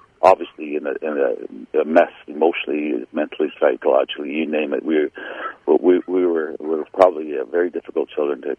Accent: Saugeen First Nation, southern Ontario, Canada; I was born on the Saugeen First Nation in Ontario, southern Ontario.

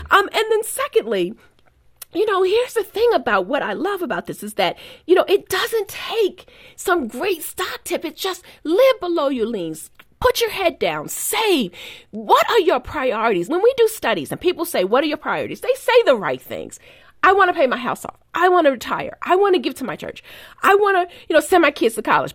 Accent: Baltimore, Maryland, United States; born or raised there

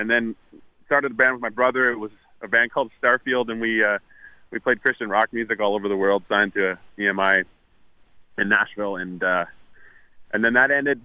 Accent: Winnipeg, Manitoba, Canada; I grew up in Winnipeg

